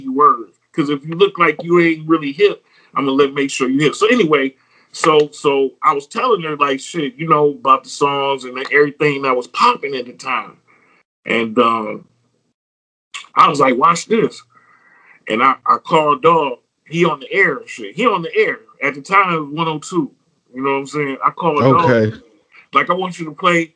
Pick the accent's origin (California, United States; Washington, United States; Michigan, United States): Michigan, United States; Detroit; I'm from Joy around here